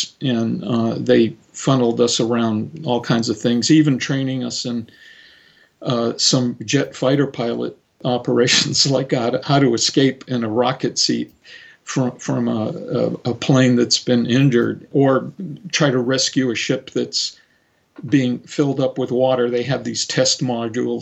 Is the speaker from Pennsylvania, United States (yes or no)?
no; Cape Cod, Massachusetts, United States; moved away; also born or lived in San Francisco; on Cape Cod, where I grew up